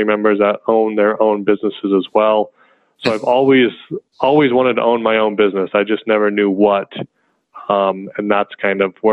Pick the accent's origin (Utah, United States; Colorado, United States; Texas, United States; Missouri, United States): Colorado, United States; they moved to Colorado for work. But they also own their own farm. So I grew up out there on the farm